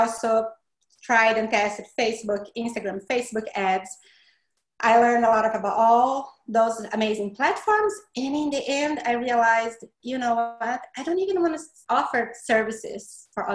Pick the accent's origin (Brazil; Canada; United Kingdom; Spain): Brazil; accent: Brazilian; English is a second language; moved away as an adult; now in Florida, United States; The accent is from Brazil. I'm from Brazil.